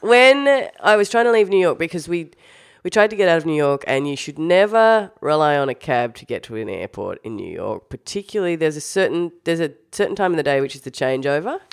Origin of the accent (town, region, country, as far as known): Australia